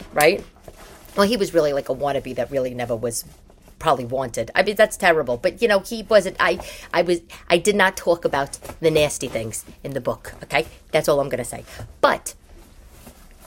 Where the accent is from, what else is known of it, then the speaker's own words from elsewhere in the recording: New York, United States; I'm Italian, and I'm from New York, as you know, and we're a very particular breed